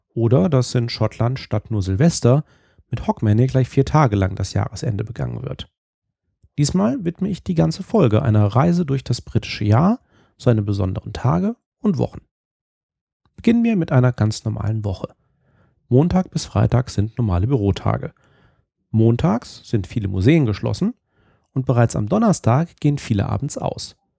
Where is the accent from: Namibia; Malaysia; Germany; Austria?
Germany; moved away; also born or lived in Scotland; Als Deutscher